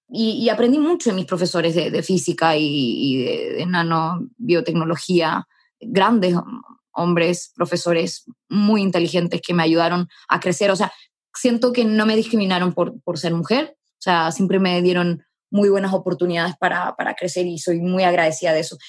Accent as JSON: {"language": "Spanish", "town": "Arica", "region": "Arica y Parinacota", "country": "Chile", "tie": "born or raised there", "also_born_or_lived": "Santiago", "moved": "yes", "said": "yo nací en Arica"}